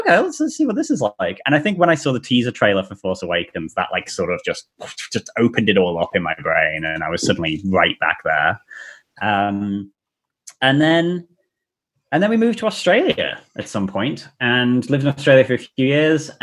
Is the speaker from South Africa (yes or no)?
yes; South Africa; I was born in South Africa, and my brother was obsessed with Star Wars